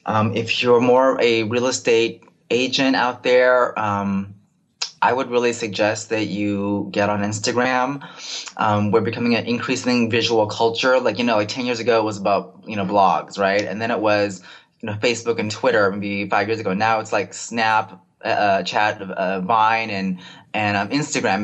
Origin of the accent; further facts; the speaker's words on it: Bay Area, California, United States; am born and raised in the Bay Area